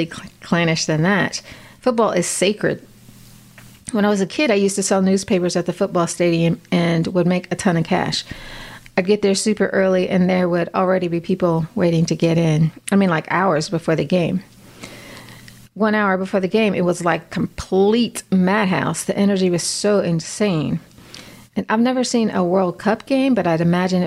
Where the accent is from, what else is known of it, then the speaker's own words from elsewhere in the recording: Midwest, United States; moved away; I grew up in the Midwest